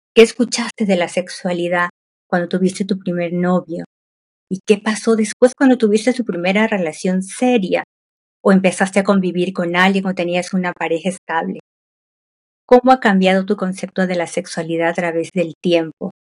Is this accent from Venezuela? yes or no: no; Peru; yo soy de Perú